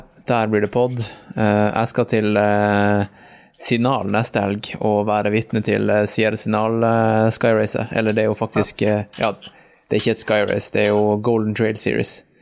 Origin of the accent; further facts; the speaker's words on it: Norway; vi bor hjemme i Norge